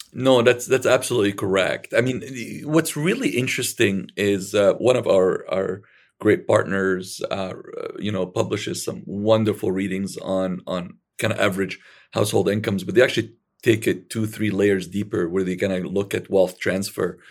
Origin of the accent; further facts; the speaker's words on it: Alexandria, Alexandria Governorate, Egypt; I was born in Alexandria, Egypt